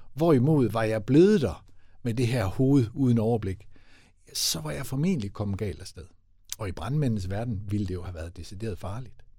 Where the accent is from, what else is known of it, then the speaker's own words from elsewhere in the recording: West Jutland, Central Denmark Region, Denmark; som vestjyde